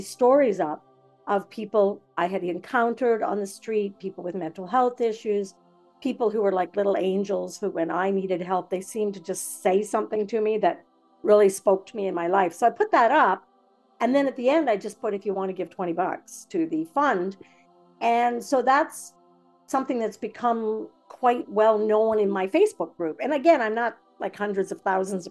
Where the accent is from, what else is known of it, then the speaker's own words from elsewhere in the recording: Napanee, Ontario, Canada; I grew up in Napanee